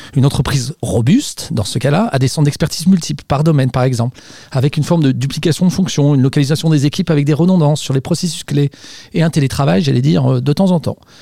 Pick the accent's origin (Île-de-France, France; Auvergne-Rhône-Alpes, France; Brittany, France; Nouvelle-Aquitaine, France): Auvergne-Rhône-Alpes, France; Savoy; je suis savoyard